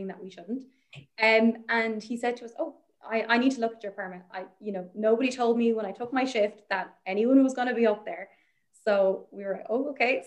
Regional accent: Ireland; I'm Irish, I'm from Ireland.

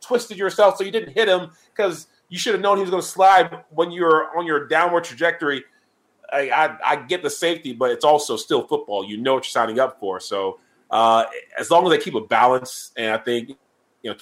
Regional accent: Charleston, South Carolina, United States; now in Atlanta, United States; Charleston, South Carolina, it is my hometown where I grew up

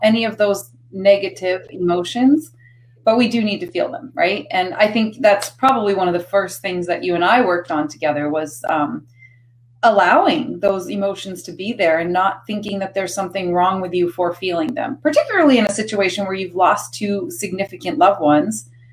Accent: Maine, United States; I grew up in Maine

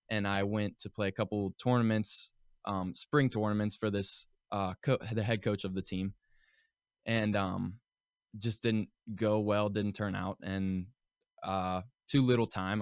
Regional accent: Pittsburgh, Pennsylvania, United States; moved away; joined my first um, organized hockey team whenever I, I, was five years old, and um, it was the Pittsburgh Predators okay. at um, Ice Castle in Castle Shannon area

